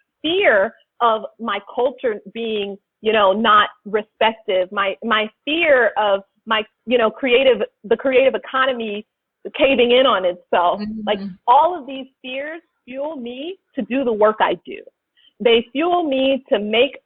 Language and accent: English; Los Angeles, California, United States; growing up in South Central